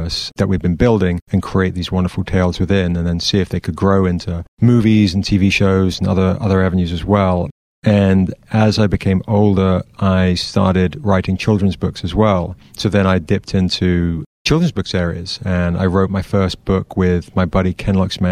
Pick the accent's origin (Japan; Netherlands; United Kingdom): United Kingdom; Surrey, South East England; moved away as an adult; now in United States; I'm from England. I'm from a small kind of county southwest of London called Surrey. And I've been here 24 years or something.